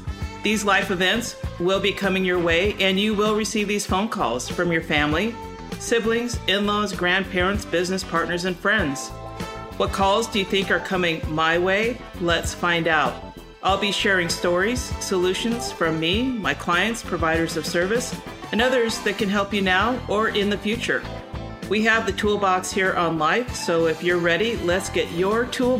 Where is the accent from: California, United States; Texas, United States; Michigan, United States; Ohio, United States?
California, United States; Los Angeles; now in Auburn, United States; I grew up in Los Angeles in a little town, which probably isn't as little anymore, called Eagle Rock. And I've been up in Northern California, now in Auburn, and I've been up here for about 24 years.